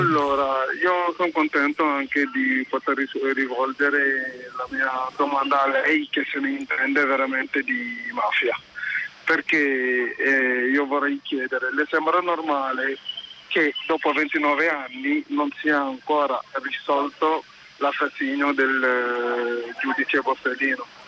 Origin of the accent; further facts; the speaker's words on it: Senegal; moved away; Io sono originario del Senegal